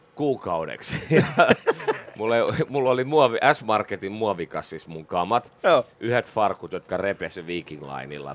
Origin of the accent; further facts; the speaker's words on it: Espoo, Uusimaa, Finland; also born or lived in Vuosaari, Helsinki / Töölö, Helsinki; Sitten mä harhauduin espoolaiseksi. Mä olin äh, alaasteen Laajalahdessa, yläasteen pohjois no. yläasteen laaja. Tota, eli Espoossa noin kouluajat, teini, no. teiniajat